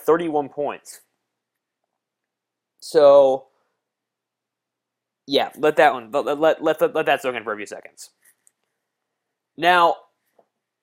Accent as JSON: {"language": "English", "town": "Philadelphia", "region": "Pennsylvania", "country": "United States", "tie": "born or raised there", "said": "the Philadelphia 76ers, my hometown team"}